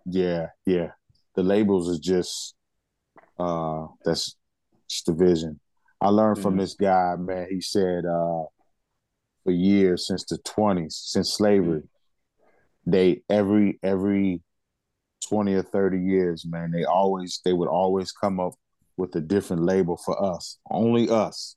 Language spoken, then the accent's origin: English; United States; I'm black and I'm American